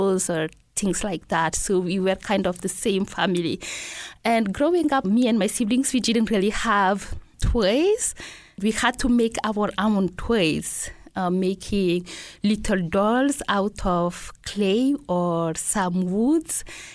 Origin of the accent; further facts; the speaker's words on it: N'Djamena, Chad; first language Laka; English is a second language; moved away as an adult; also born or lived in Bondoukou, Ivory Coast / Senegal / Logone Oriental, Chad; now in Missoula, United States; I was born in Ivory Coast, which is in West Africa, and my parents moved back to Chad when I was pretty little. And that's where I grew up, in N'Djamena